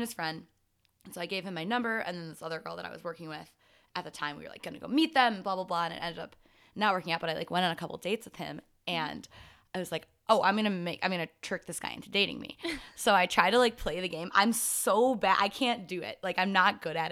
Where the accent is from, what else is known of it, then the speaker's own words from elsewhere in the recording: Belvidere, Illinois, United States; moved away as an adult; also born or lived in Madison, Wisconsin; now in Chicago, United States; I'm from Belvidere, Illinois